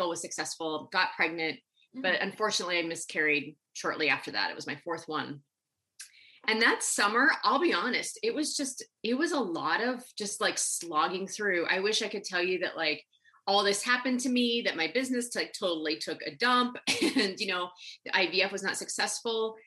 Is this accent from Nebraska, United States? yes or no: yes; Nebraska, United States; I grew up in Nebraska